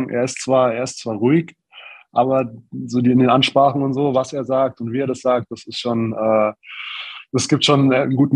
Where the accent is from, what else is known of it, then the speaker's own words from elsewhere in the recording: Neunkirchen am Brand, Bavaria, Germany; Ja, tatsächlich ist es äh, genauso auch gewesen. Ähm, kleines Dorf, in der Nähe von, von Forchh